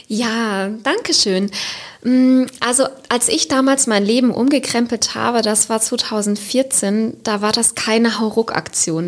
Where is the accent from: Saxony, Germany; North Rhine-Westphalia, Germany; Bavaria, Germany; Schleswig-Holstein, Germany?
North Rhine-Westphalia, Germany; Siegerland; moved away as an adult; now in Cologne, Germany; wo ich herkomme, also aus einem kleinen Dorf im Siegerland